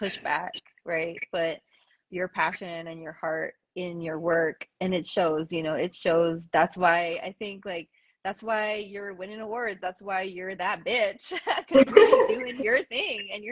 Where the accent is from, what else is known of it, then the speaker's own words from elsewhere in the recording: New York City, New York, United States; I'm Puerto Rican as well, but I was born and raised in the Bronx, and I have never lived on island